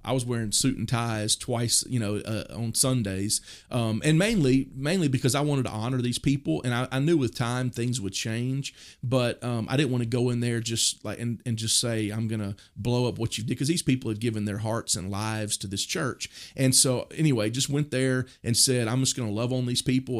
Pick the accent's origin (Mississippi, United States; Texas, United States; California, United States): Mississippi, United States; moved away as an adult; also born or lived in Oklahoma City, Oklahoma; now in Purcell, United States; the town I grew up in Mississippi